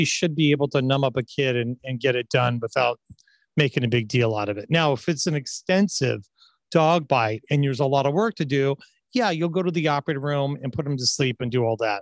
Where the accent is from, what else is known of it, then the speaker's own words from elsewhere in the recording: Orange County, California, United States; I grew up in Orange County